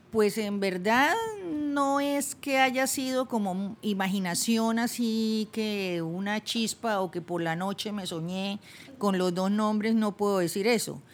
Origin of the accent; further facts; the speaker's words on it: Bucaramanga, Santander, Colombia; moved away; also born or lived in Bogotá; devolverme a Bucaramanga, mi ciudad natal, donde estaban mis papás